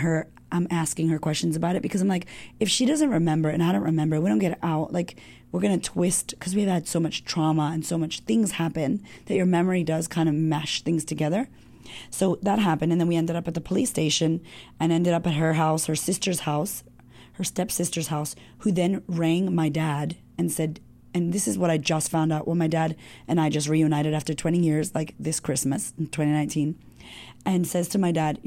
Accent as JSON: {"language": "English", "country": "United States", "said": "I'm like an American Puerto Rican girl, doesn't speak any Spanish."}